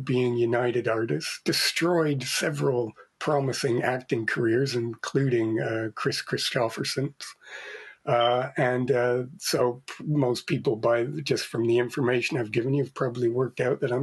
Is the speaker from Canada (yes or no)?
yes; Canada; moved away; being Canadian myself originally